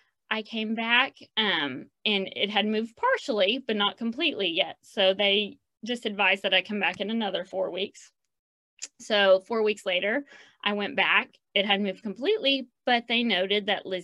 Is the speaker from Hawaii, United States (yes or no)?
no; Oklahoma City, Oklahoma, United States; now in Edmond, United States; I'm born and raised in Oklahoma City